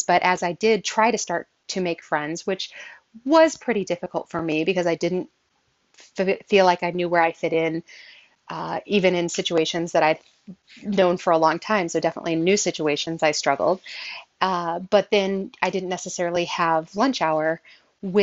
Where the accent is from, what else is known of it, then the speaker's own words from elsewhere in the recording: Southern Illinois, United States; I grew up in Southern Illinois